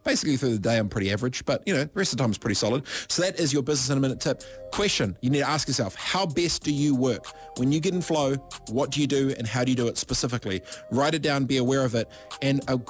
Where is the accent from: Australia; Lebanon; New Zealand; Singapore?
New Zealand; Waipiro Bay, Gisborne; I'm proudly from Ngāti Porou, East Coast, Gisborne. Proudly from Waipiro Bay, a population of 26.